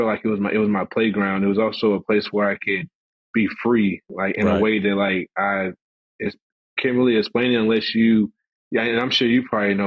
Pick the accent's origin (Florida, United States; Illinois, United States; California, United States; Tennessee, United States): Tennessee, United States; small town; growing up in the South, small town Tennessee, we were rough